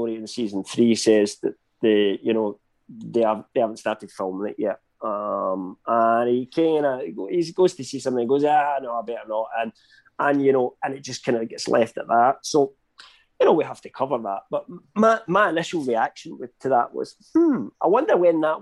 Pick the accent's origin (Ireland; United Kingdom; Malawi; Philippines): United Kingdom; I'm British